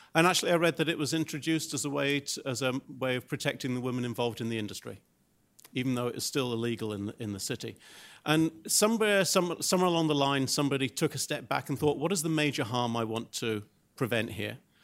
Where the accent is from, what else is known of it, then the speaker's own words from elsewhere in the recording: Glasgow, Scotland, United Kingdom; my hometown in Glasgow, in Scotland